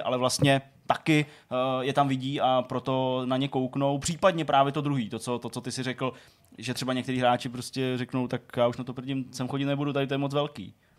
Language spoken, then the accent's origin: Czech; Hradec Králové, Hradec Králové Region, Czechia; moved away; jsem z Hradce Králové